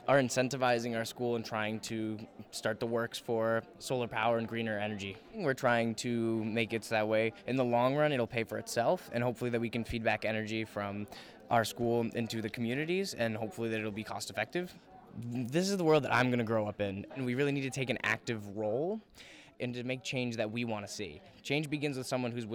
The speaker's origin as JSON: {"language": "English", "town": "Waldoboro", "region": "Maine", "country": "United States", "said": "I am from Waldoboro."}